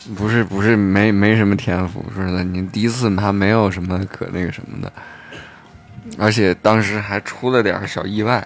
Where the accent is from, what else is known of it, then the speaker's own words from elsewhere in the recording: China; moved away; 我老家不是沙庄的嘛